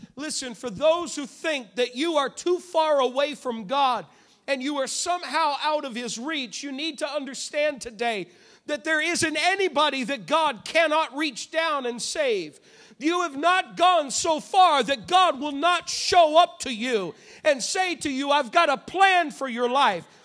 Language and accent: English; New England, United States; I'm from New England